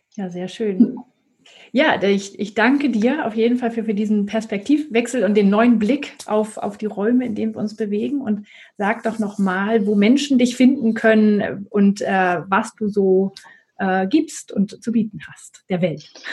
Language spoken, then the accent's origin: German; Northern Germany, Germany; moved away; ich komme aber ursprünglich aus Norddeutschland.